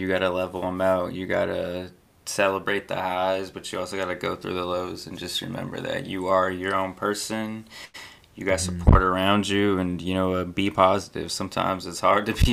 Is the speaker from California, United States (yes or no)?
yes; Visalia, California, United States; moved away as an adult; also born or lived in Oregon / Fresno, California / New York; I was born in the 559, fucking from 0 to 18, I was there, went to Oregon, and then moved back to Fresno, which is like 45 minutes away from Visalia, my hometown